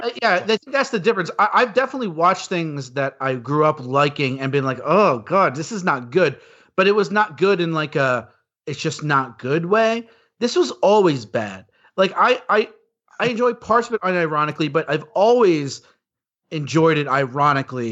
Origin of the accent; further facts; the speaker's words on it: New York, United States; moved away as an adult; now in Los Angeles, United States; I grew up in New York. I moved to Los Angeles to be in the movie industry